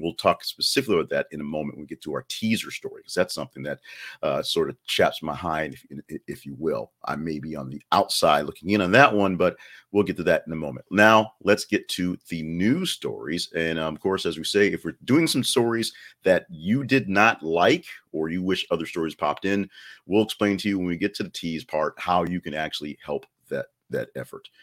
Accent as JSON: {"language": "English", "region": "Alabama", "country": "United States", "tie": "born or raised there", "said": "I was born in Alabama"}